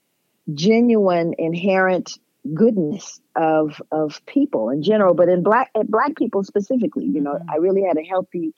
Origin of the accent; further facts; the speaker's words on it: Los Angeles, California, United States; I grew up in Los Angeles.